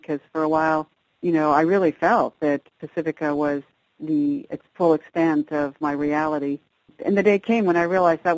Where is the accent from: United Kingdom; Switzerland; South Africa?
Switzerland; now in United States; I was raised in Europe. My parents were Europeans, and so a good deal of my childhood was based in Switzerland